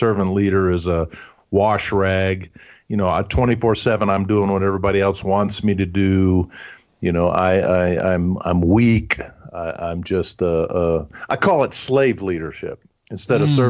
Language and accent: English; Huntsville, Alabama, United States; first language German; English is a second language; I grew up in Huntsville, Alabama. And so we only spoke German at home